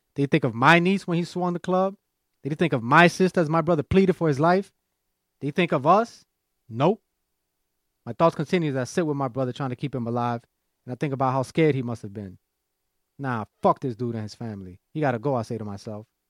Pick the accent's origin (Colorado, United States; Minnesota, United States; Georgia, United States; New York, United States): New York, United States; New York City; growing up in Washington Heights, uh, being a private school kid and going to law school